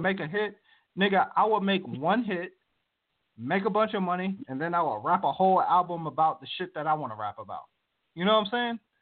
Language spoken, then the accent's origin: English; Virginia, United States; now in Moreno Valley, United States; I grew up on the East Coast, was uh, born and raised in Virginia my whole life